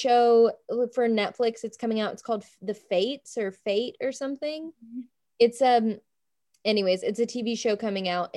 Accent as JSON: {"language": "English", "region": "Tennessee", "country": "United States", "said": "I'm from Tennessee"}